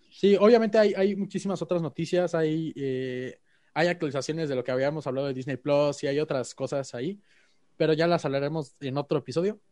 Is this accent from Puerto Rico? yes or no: no; Mexico; los mexicanos entre nosotros